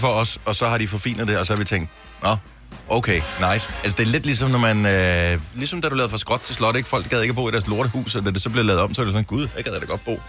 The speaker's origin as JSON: {"language": "Danish", "country": "Denmark"}